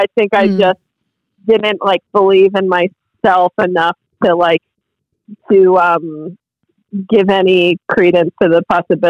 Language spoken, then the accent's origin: English; Massachusetts, United States; because I grew up in Massachusetts